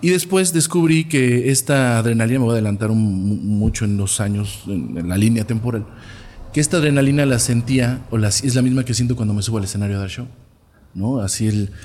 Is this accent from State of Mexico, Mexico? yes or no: yes; Toluca, State of Mexico, Mexico; Nací en la Alameda de Toluca